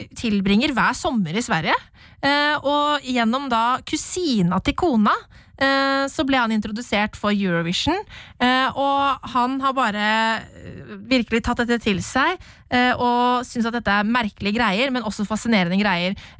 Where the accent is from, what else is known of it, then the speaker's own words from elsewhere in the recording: Norway; Vi som nordmenn